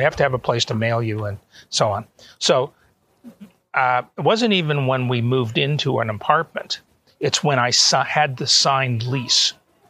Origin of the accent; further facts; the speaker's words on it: Canada; moved away as an adult; also born or lived in Auburn, Alabama, United States / Atlanta, Georgia, United States; now in Toronto, Canada; And both my wife and I are Canadian citizens, natives. We were born there.